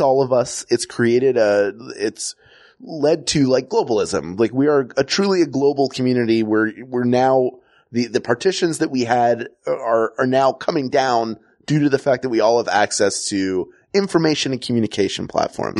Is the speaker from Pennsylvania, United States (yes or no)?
yes; Philadelphia, Pennsylvania, United States; moved away; also born or lived in the Southern United States; I grew up in Philadelphia